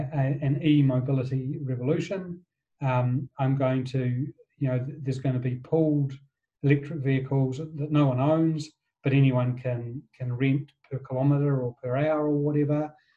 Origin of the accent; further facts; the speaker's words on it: Wellington, New Zealand; I grew up in Wellington